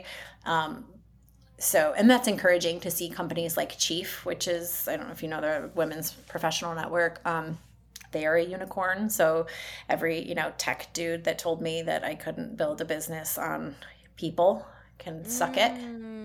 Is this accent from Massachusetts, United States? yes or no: no; Detroit, Michigan, United States; now in Indianapolis, United States; I'm originally from the Detroit area